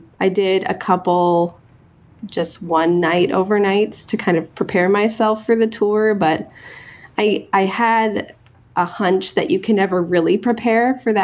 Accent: Ketchikan, Alaska, United States; moved away as an adult; also born or lived in Oregon / Forest Grove, Oregon; now in Seattle area, United States; No, I grew up in Ketchikan, Alaska, on a different island

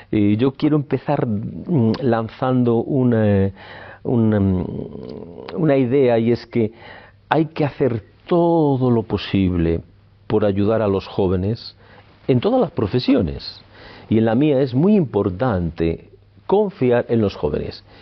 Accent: Palencia, Castile and León, Spain; born there; Nací en Palencia en el año 58 y me siento muy palentinista. He vivido fuera de Palencia y, he regresado a Palencia, he estado muchos años en Palencia

